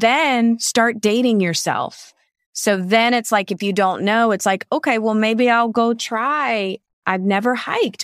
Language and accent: English; Savannah, Georgia, United States; my hometown of Savannah, Georgia